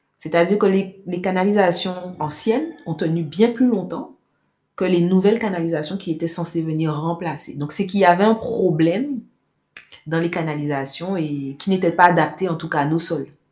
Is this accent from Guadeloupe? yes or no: yes; Pointe-à-Pitre, Guadeloupe; J'ai grandi à Pointe-à-Pitre